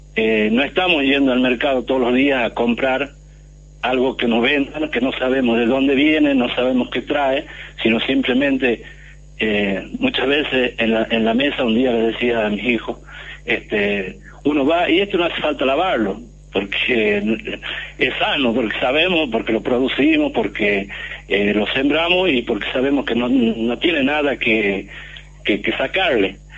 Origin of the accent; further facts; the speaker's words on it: Catamarca, Argentina; yo vivo, vengo de Catamarca, vivo en el campo